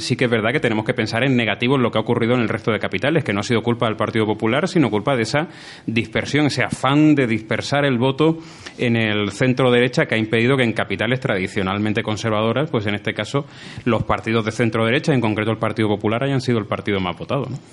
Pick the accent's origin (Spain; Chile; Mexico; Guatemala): Spain; Granada, Andalusia; como granadino y en este caso como representante de granadinos y como político granadino